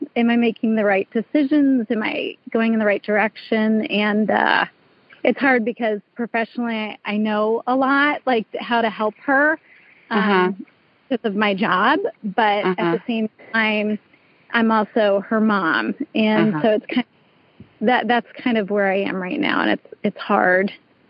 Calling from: New York, United States; From New York, upstate New York.

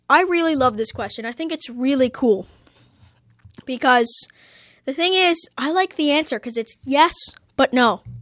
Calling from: Toronto, Ontario, Canada; I'm calling from Toronto, and my question is Is there such a thing as complete silence?

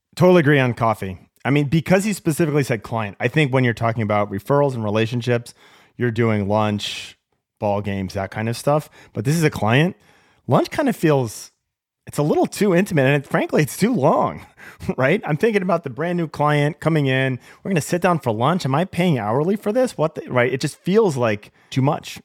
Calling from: Seattle, Washington, United States; I'm calling from Seattle, the land of coffee

